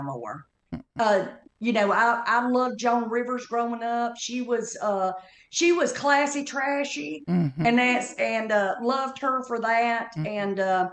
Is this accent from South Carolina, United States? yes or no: no; Kentucky, United States; accent: Southern